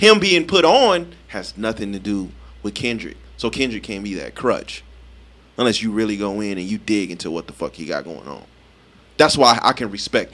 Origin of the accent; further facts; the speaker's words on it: Las Vegas, Nevada, United States; I'm born and raised too